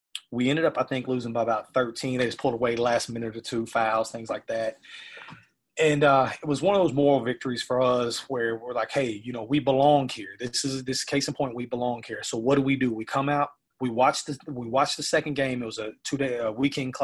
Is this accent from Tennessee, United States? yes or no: yes; Memphis, Tennessee, United States; moved away; I'm originally from Memphis, and Memphis is a very poverty-stricken city